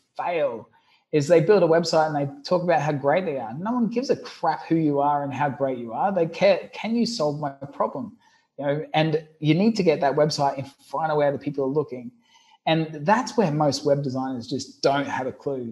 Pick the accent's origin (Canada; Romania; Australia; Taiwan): Australia; Brisbane, Queensland; I'm I'm originally from Brisbane, Australia, a, a country boy